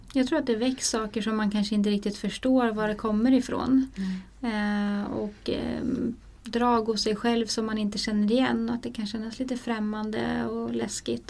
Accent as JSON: {"language": "Swedish", "country": "Sweden"}